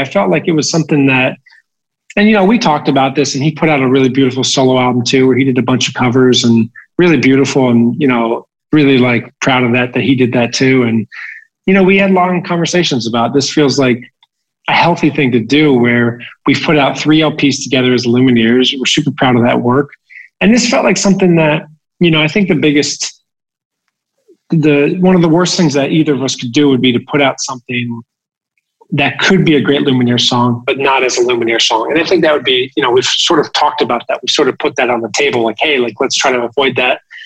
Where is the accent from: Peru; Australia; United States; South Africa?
United States; New Jersey; growing up in New Jersey, uh, we were like the only family not to have cable TV